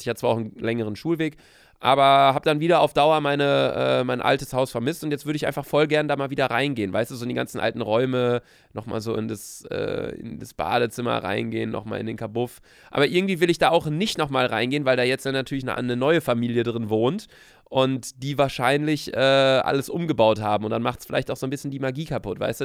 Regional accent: Bielefeld, North Rhine-Westphalia, Germany; moved away as an adult; also born or lived in Cologne; now in Hamburg, Germany; Also ich wohne in Köln, aber ich komme aus Bielefeld. Von daher würde ich sagen, meine Heimat ist auf jeden Fall Bielefeld

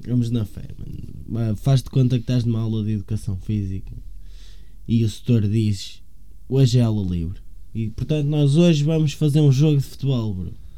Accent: Rio Tinto, Porto District, Portugal; also born or lived in São Pedro da Cova / São Cosme; eu como sou de Rio Tinto e prezo Rio Tinto

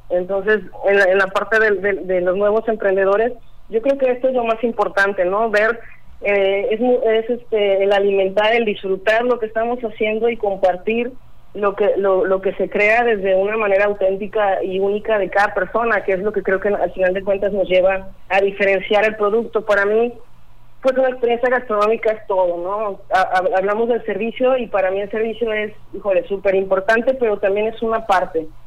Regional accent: Colima, Mexico; now in Manzanillo, Mexico; yo soy de Colima. Este, ya tengo doce años viviendo aquí en Manzanillo

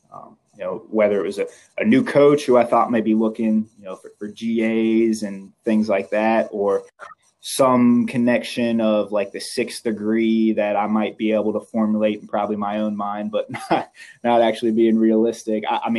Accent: Cincinnati, Ohio, United States; the fact that I was from Cincinnati caught his eye.

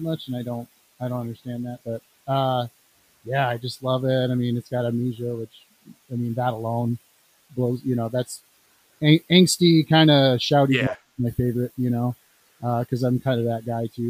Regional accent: California, United States; also born or lived in Illinois; now in Rock Island, United States; I live in Illinois, but I was born in California

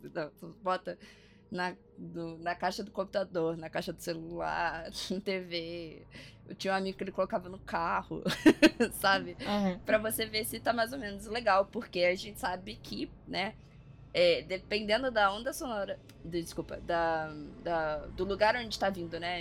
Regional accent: Brazil; nós brasileiros entendemos pela vivência de estar aqui todo dia

